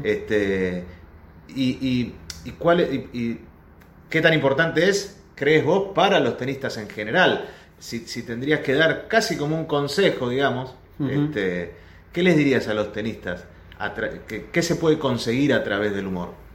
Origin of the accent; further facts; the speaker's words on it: Argentina; nosotros los argentinos